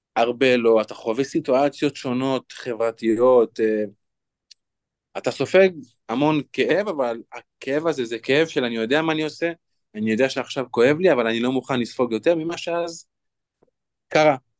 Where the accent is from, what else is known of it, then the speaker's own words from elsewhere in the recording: Lod, Central District, Israel; אני בן 28, מלוד. אני גדלתי בבית